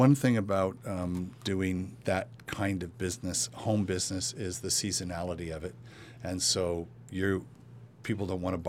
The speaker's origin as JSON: {"language": "English", "town": "Los Angeles", "region": "California", "country": "United States", "tie": "born or raised there", "said": "I grew up in Panorama City."}